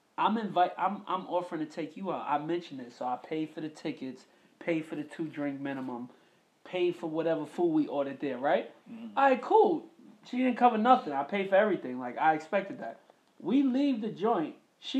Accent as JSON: {"language": "English", "region": "New York", "country": "United States", "tie": "born or raised there", "moved": "yes", "said": "I grew up in New York. I'm accustomed to a female wanting to cook for a man."}